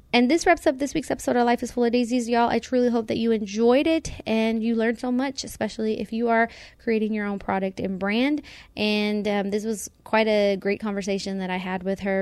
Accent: central Texas, United States; born or raised there; also born or lived in Mexico

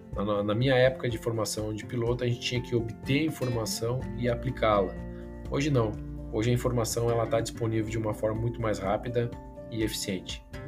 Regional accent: Frederico Westphalen, Rio Grande do Sul, Brazil; eu nasci no interior, em Frederico Westphalen, e tive o incentivo do meu pai, que sempre foi empresário. Então, desde muito cedo, acabei é, trabalhando com ele dentro da empresa.

